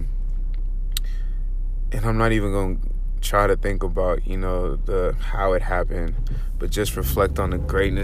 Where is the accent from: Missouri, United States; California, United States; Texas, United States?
California, United States; Los Angeles; growing up in South Central